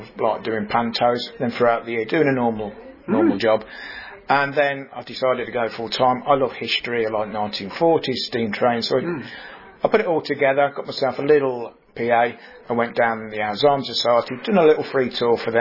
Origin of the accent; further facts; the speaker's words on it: Coventry, West Midlands, United Kingdom; I'm from Coventry.